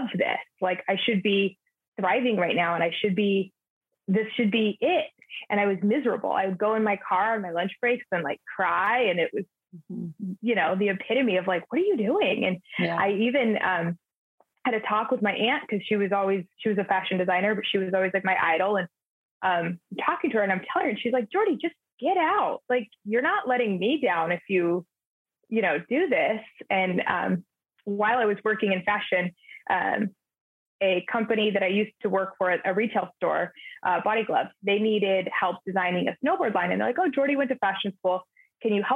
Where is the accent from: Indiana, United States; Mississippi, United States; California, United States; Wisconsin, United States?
California, United States; Southern; I'm born and raised in Southern California